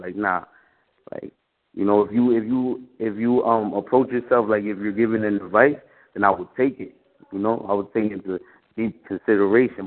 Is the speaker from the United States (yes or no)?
yes; New York City, New York, United States; also born or lived in Washington Heights, Manhattan; I was born right here in um in Washington Heights in Manhattan, but I was raised in the Bronx